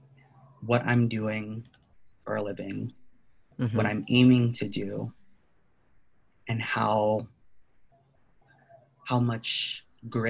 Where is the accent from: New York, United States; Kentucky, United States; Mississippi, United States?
New York, United States; Westchester; I'm from Westchester, New York, which is a suburb right outside of the city